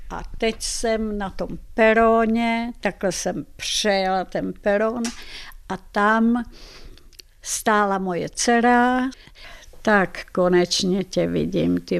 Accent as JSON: {"language": "Czech", "country": "Czechia", "said": "já jsem Češka Slovanka, já jsem nechtěla, nechci žít v Madridu."}